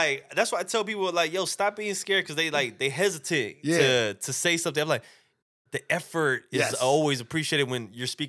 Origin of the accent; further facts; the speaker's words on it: Chicago, Illinois, United States; But I was born in Chicago. Damn near Canada over here. I was damn near Canadian.